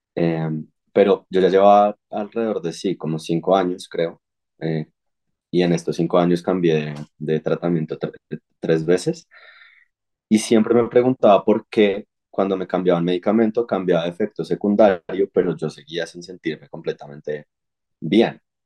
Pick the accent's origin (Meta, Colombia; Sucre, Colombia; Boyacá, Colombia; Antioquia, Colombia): Boyacá, Colombia; Sogamoso; now in Bogotá, Colombia; yo nací en Sogamoso, en Boyacá